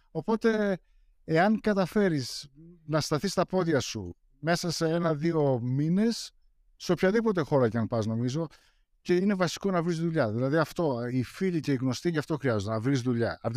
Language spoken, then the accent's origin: Greek; Greece; now in United States; Γεννήθηκα εδώ πέρα, αλλά μεγάλωσα στην Ελλάδα. Δηλαδή, όταν ήταν να πάω δημοτικό, μετακόμισαν. Οπότε πήγα δημοτικό γυμνάσιο Λύκειο και στρατό στην Ελλάδα.